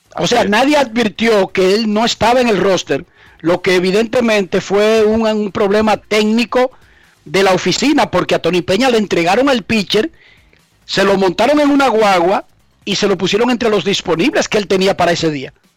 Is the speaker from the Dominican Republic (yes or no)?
yes; Dominican Republic